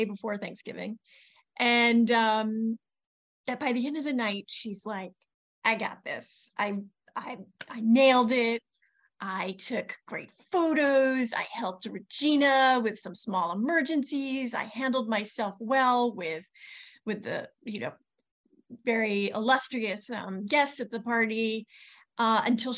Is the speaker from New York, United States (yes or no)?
yes; New York City, New York, United States; as a New Yorker